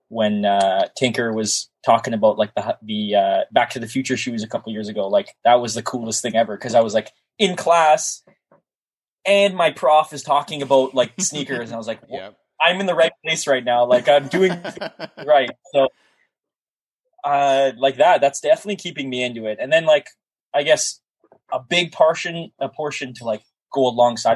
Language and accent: English; Toronto, Ontario, Canada; I'm not from the city. I'm from Toronto, for people who don't know. I live just north of the city in the GTA